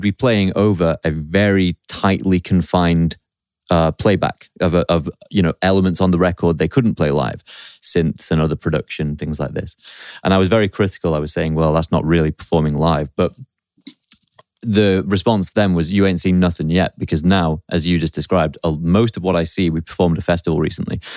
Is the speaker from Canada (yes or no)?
no; Stockport, North West England, United Kingdom; also born or lived in Manchester; that's my hometown, Stockport. That's where I grew up.